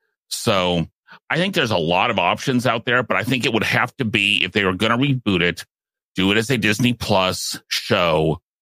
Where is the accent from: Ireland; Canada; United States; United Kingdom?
Ireland; it's maybe because I'm Irish.